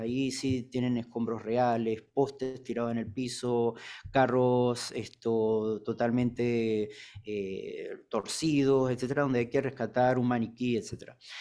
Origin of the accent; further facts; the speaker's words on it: Panama; nuestro país Panamá